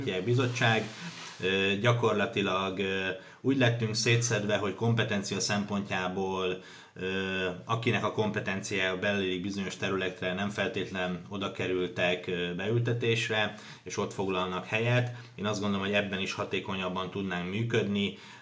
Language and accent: Hungarian; Hungary; segítek a szülővárosomnak, segítek annak a városnak, ahol születtem